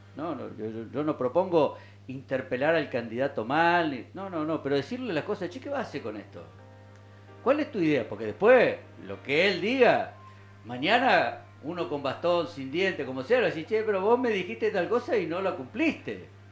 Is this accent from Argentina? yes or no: yes; Argentina; somos argentinos